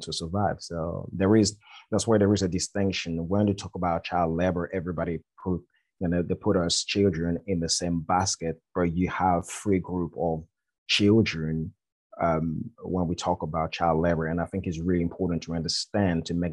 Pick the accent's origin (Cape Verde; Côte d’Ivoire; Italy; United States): Côte d’Ivoire; now in United Kingdom; I'm from the Ivory Coast. There is a little village called Akupe in West Africa, in a country called Ivory Coast. So I grew up there.